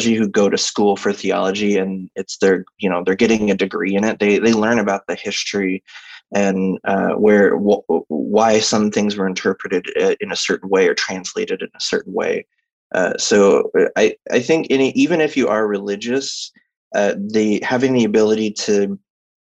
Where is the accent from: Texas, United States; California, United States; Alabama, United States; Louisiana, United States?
Texas, United States; I was raised as a Southern Baptist. So I'm from Texas